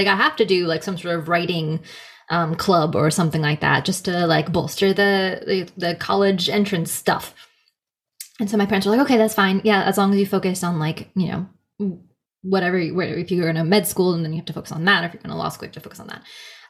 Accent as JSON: {"language": "English", "town": "Philadelphia", "region": "Pennsylvania", "country": "United States"}